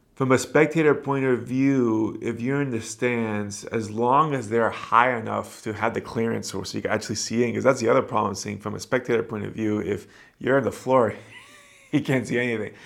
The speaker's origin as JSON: {"language": "English", "town": "Miami", "region": "Florida", "country": "United States", "tie": "born or raised there", "said": "Back home, at least in my hometown, Miami"}